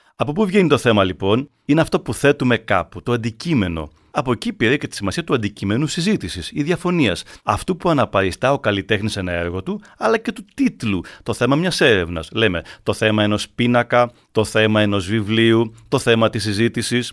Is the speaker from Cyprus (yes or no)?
no; Arcadia, Peloponnese, Greece; Στο χωριό μου στην Αρκαδία